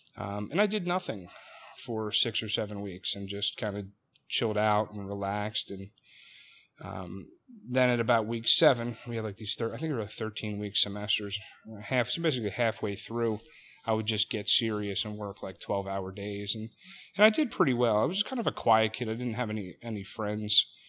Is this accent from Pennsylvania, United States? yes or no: yes; Delaware County, Pennsylvania, United States; I'm from Delaware County, Pennsylvania, not too far from, from where we sit